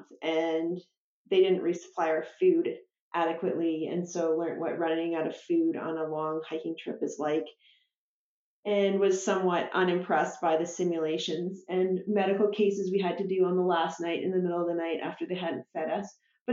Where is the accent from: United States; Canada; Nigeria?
Canada; Squamish, British Columbia; I grew up in Squamish.